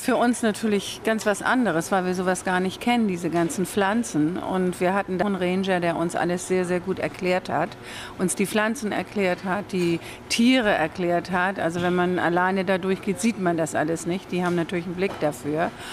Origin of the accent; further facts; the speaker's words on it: Germany; bei uns in Deutschland